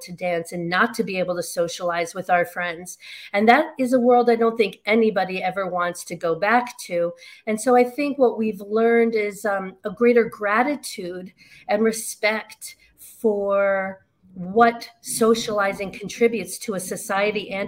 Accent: New York, United States; I grew up in New York

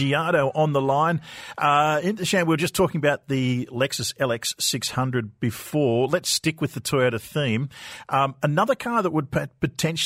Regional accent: Australia; moved away; my home country in Australia

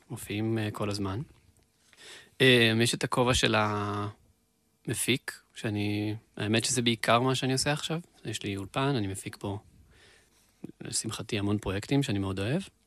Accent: Beersheba, Southern District, Israel; moved away as an adult; now in central Israel; אני שם גדלתי

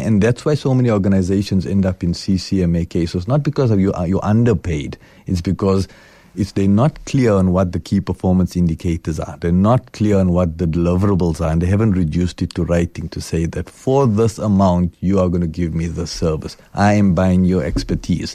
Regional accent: South Africa; I'm South African.

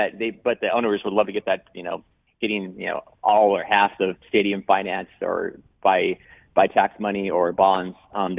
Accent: West Coast, United States; I'm from the West Coast

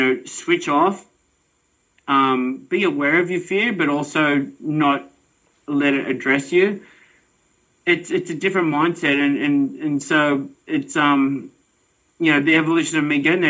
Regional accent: Australia; I'm an Aussie

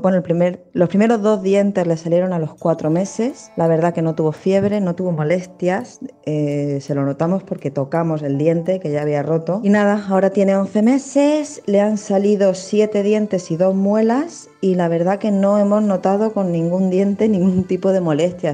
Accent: Zaragoza, Aragon, Spain; soy de Zaragoza

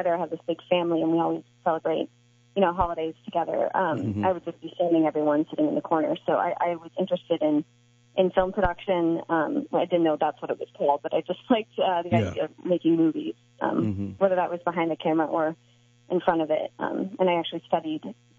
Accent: Cincinnati, Ohio, United States; born there; also born or lived in St. Louis / Connecticut / North Carolina / Chicago; now in San Diego, United States; I was born in Cincinnati, then I lived in St. Louis, and then Connecticut, North Carolina, and then I went to Chicago, suburb of Chicago, and now I've been in California since I went there for college

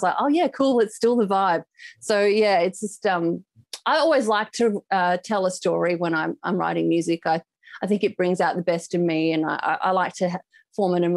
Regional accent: Perth, Western Australia, Australia; moved away as an adult; now in Melbourne, Australia; I was originally from Perth, so I've moved to Melbourne 6 years ago

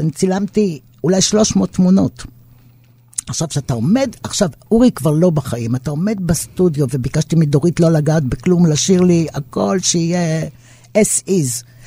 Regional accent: Israel; אנחנו כ-, כצברים פה

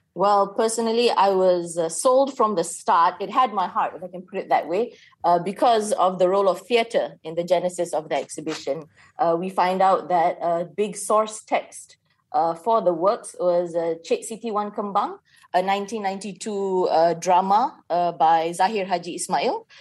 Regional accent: Malaysia; as a Malaysian

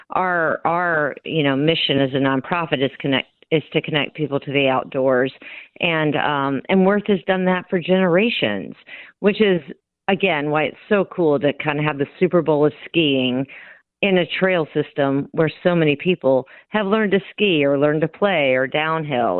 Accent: Louisiana, United States; now in Minnesota, United States; I grew up in Louisiana. I moved here for the winter.

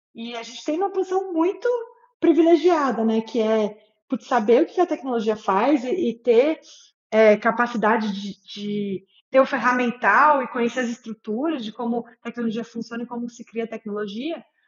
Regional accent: São José dos Campos, São Paulo, Brazil; moved away as an adult; also born or lived in United States; sou joseense lá, lá da minha terra, São José dos Campos

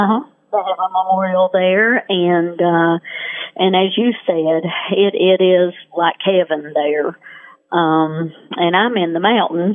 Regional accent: Western North Carolina, United States; We're from Western North Carolina

